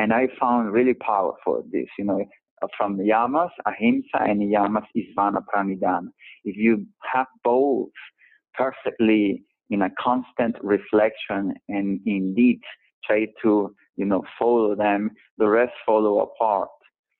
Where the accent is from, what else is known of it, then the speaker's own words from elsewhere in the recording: New York, United States; moved away; even as a New Yorker, now that I haven't lived in 10 years